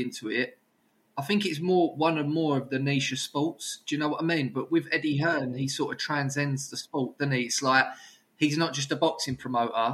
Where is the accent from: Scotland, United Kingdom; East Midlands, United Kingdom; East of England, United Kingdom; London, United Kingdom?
East of England, United Kingdom; Brentwood; where I grew up in Brentwood